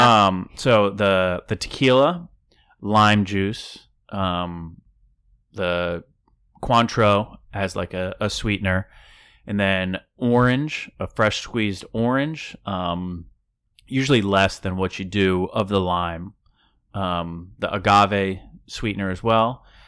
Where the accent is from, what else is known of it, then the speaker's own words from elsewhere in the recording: Downingtown, Pennsylvania, United States; moved away; I bartended back in Downingtown, in my hometown, for, like, three years